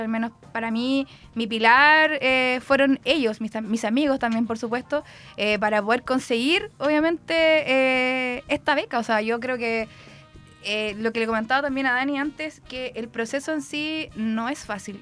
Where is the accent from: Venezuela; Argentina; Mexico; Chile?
Chile; Concepción, Biobío; soy la única de Conce